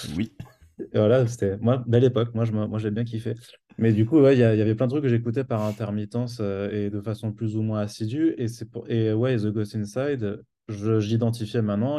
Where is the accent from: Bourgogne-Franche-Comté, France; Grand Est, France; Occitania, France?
Grand Est, France; Strasbourg; moved away; je viens de Strasbourg